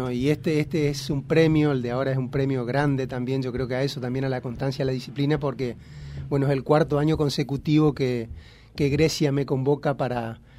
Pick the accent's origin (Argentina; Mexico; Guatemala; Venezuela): Argentina; estamos dentro de la, de la Legión Argentina, que somos 10 argentinos que, fuimos convocados para esta nueva edición.